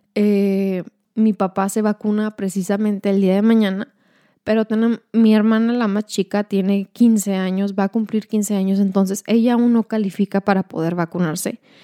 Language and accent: Spanish; Ciudad Juárez, Chihuahua, Mexico; moved away as an adult; now in El Paso, United States; somos mexicanas, somos de Juárez